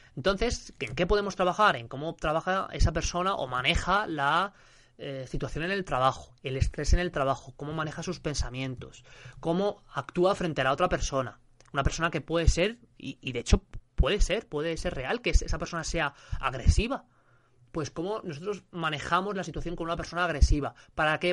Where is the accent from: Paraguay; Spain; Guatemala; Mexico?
Spain; yo soy de España